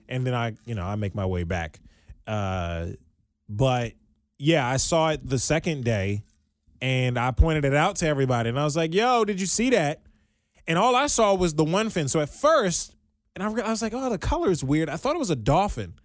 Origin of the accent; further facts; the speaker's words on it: Maryland, United States; I'm from Maryland